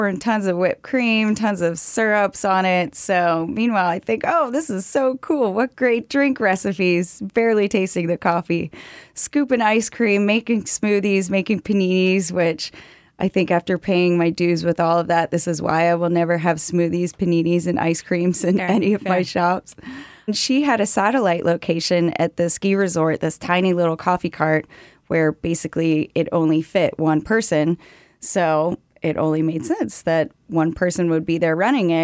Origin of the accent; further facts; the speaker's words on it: Park City, Utah, United States; now in Washington, D.C., United States; I am from Park City, Utah, the home of Sundance Film Festival. But when I was growing up there, it was pretty small town